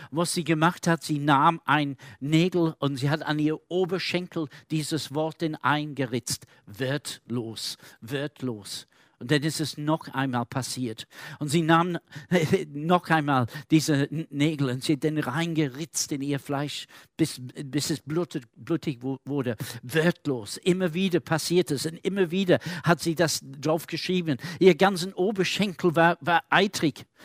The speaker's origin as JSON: {"language": "German", "town": "Manchester", "region": "North West England", "country": "United Kingdom", "tie": "born or raised there", "second_language": "German", "said": "Ein Pastor von der, äh, meiner Heimatstadt in Manchester in Großbritannien erzählt erzählte folgende äh, Geschichte"}